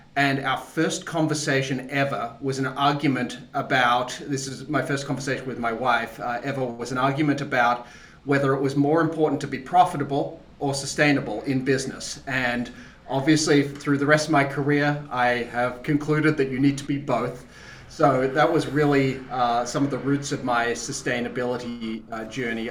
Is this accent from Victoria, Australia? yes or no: no; Tasmania, Australia; I'm from Australia originally. I grew up in the bush in Tasmania